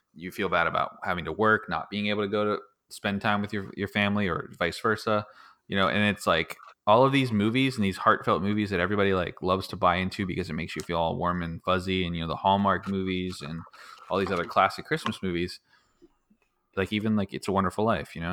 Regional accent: Pittsburgh, Pennsylvania, United States; moved away; I was actually born and raised in Pittsburgh

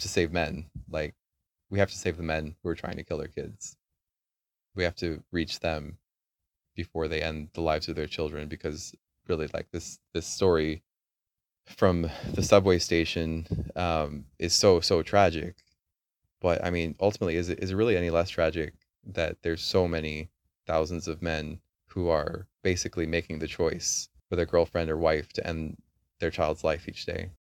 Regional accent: United States; moved away; I grew up in America, I've seen a lot of America

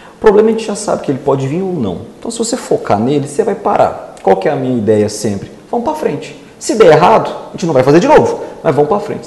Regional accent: Rio Verde, Goiás, Brazil; also born or lived in Itumbiara, Goiás; fiquei até os seis meses de idade e depois vim embora para Rio Verde. Então um Rio Verdense

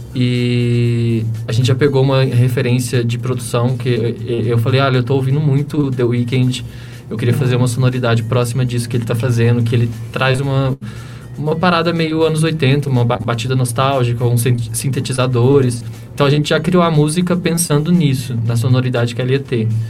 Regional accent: Sacramento, Minas Gerais, Brazil; now in São Paulo, Brazil; eu nasci em Sacramento, Minas Gerais, é lá no interior, na divisa com, São, com o estado de São Paulo, uma cidadezinha de 25 mil habitantes, bem pequenininha

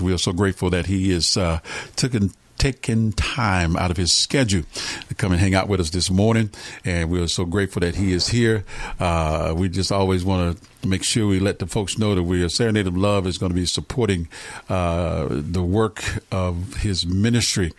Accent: Atlanta, Georgia, United States; moved away; I'm born and raised in Atlanta

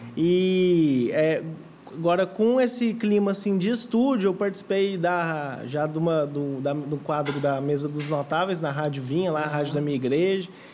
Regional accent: Goiânia, Goiás, Brazil; eu sou aqui de Goiânia mesmo, uhum. tenho 28 anos e sempre fui um menino criado aqui

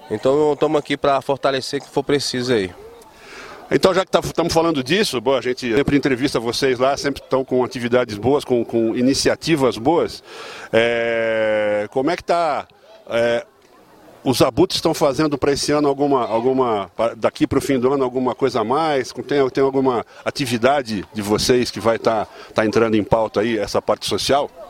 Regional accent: Ceilândia, Federal District, Brazil; somos aqui da Ceilândia.

